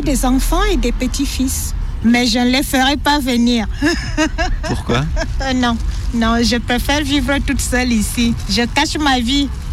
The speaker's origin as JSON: {"language": "French", "country": "Cameroon", "moved": "as an adult", "lives_now": "Lyon, France", "said": "Je viens du Cameroun. Je suis là depuis 8 ans"}